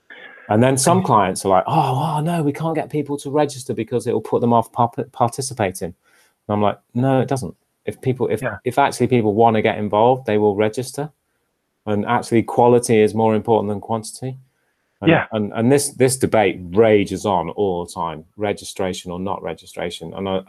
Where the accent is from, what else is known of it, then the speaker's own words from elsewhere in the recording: Bahrain; grew up in Bahrain, and we used to have a flight at least once a year back to the UK. So this was sort of the 1980s mainly